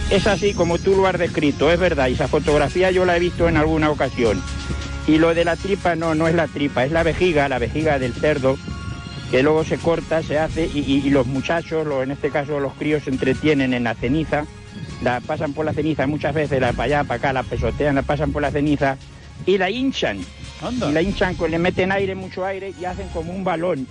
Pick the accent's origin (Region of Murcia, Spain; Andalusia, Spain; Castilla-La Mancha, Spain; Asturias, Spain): Castilla-La Mancha, Spain; Daimiel; qué recuerdos de matanza en mi pueblo en Daimiel cuando éramos pequeños